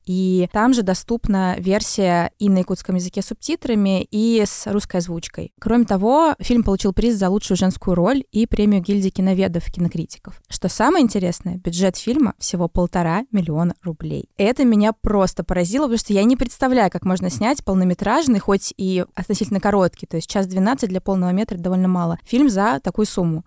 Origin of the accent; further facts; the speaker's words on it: Belarus; я вообще белоруска